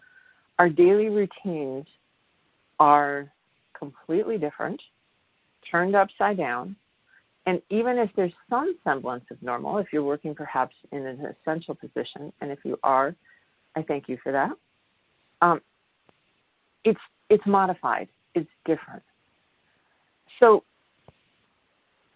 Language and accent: English; Midwest, United States; I come from the Midwest, and in the Midwest, we had basements